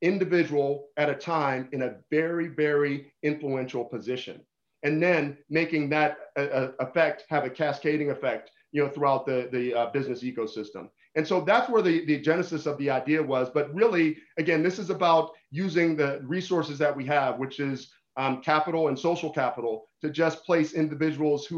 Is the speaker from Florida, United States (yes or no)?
no; Pittsburgh, Pennsylvania, United States; I'm still the same kid I was growing up in Pittsburgh